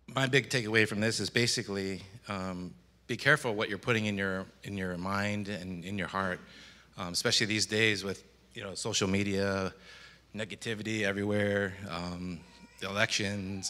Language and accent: English; Michigan, United States; also born or lived in Chicago; now in Florida, United States; when I grew up in Michigan